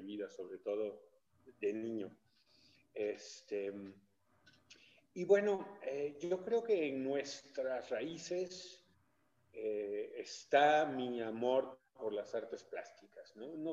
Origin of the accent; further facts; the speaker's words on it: Mexico City, Mexico; also born or lived in Chiapas; now in San Miguel de Allende, Mexico; nací en la Ciudad de México, pero fui registrado en nuestro estado eh, por gusto de la familia